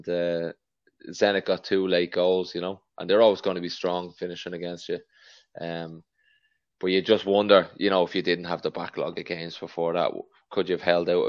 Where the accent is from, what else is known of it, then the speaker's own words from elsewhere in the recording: Dublin, Leinster, Ireland; I'm from Knocklyon where Gary's from